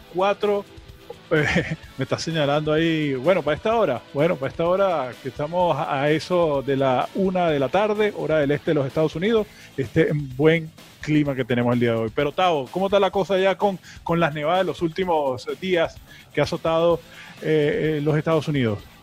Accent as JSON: {"language": "Spanish", "country": "Venezuela", "also_born_or_lived": "Miami", "moved": "yes", "said": "nosotros como venezolanos"}